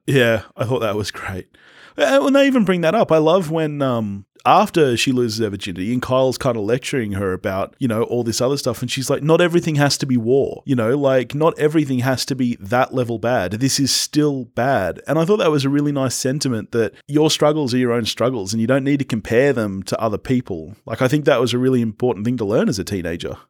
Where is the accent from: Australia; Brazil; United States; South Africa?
Australia; I'm an Aussie